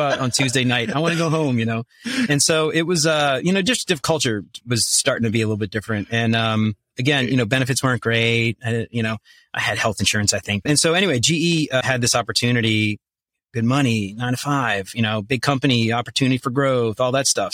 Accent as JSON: {"language": "English", "town": "New Orleans", "region": "Louisiana", "country": "United States", "also_born_or_lived": "Northern Kentucky", "moved": "as an adult", "lives_now": "Kentucky, United States", "said": "I'm originally from New Orleans. I moved up to the Cincinnati area in twenty twenty-ish."}